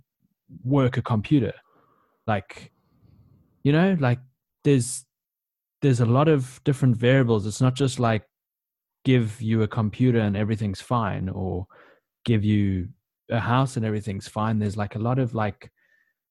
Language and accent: English; South Africa; we're all South African